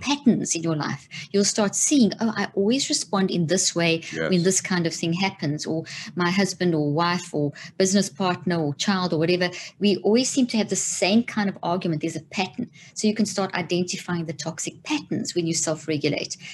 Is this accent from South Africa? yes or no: yes; South Africa; moved away as an adult; also born or lived in Zimbabwe; now in United States; grew up in South Africa